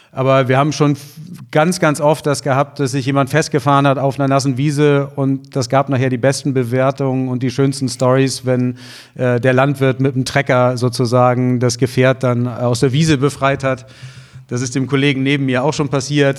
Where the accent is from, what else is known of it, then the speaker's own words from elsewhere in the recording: Germany; Ich bin südlich der Elbe aufgewachsen auf dem Dorf.